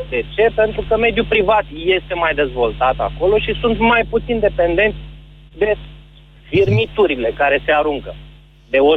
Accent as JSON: {"language": "Romanian", "region": "Moldavia", "country": "Romania", "said": "vin din versiunea mai săracă a României"}